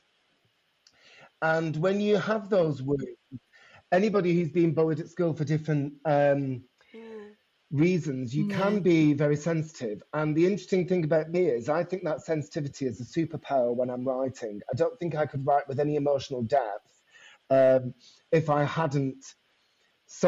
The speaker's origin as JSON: {"language": "English", "town": "Bolton", "region": "North West England", "country": "United Kingdom", "tie": "born or raised there", "also_born_or_lived": "Bury", "moved": "yes", "lives_now": "London, United Kingdom", "said": "I was born in Bury, brought up in Bolton, went to school in Bury. So I've kind of got two hometowns"}